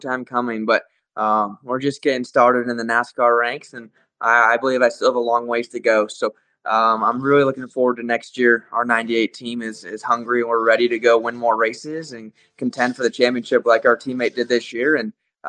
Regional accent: Las Vegas, Nevada, United States; born or raised there

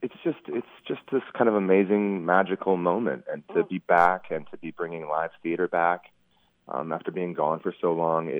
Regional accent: Minnesota, United States; moved away as an adult; also born or lived in New York / San Francisco; I grew up in Minnesota and went to school there

